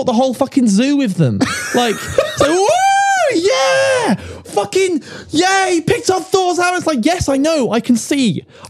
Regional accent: United Kingdom; Because we're British

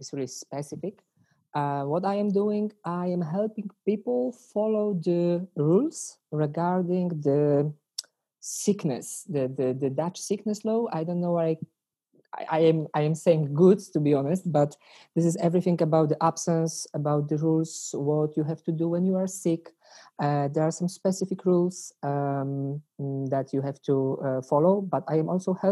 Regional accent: Poland; English is a second language; moved away as an adult; now in Den Bosch, Netherlands; I come from Poland

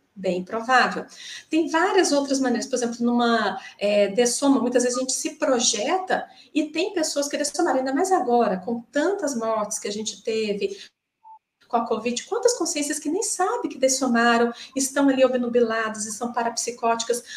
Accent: Minas Gerais, Brazil; moved away as an adult; now in Joinville, Brazil; eu estou atualmente em Joinville é, eu sou de Minas, né, estou aqui há três anos

